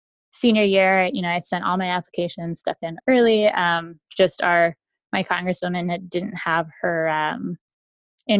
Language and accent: English; Texas, United States; also born or lived in Lima, Peru; I was born in Lima, Peru. My mom is Peruvian and my father's from the United States. We moved to the United States shortly after I turned one and grew up in the Lone Star State, good old Texas